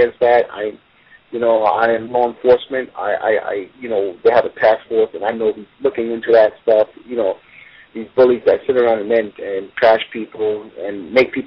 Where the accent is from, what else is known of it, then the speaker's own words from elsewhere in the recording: New York City, New York, United States; I was a poor guy growing up in Brooklyn